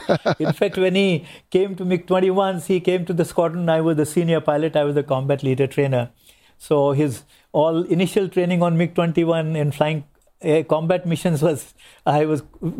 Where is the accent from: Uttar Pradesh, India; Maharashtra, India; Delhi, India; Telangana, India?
Uttar Pradesh, India; Meerut; now in Jamnagar, India; Well, I was born in the North Indian city of Meerut.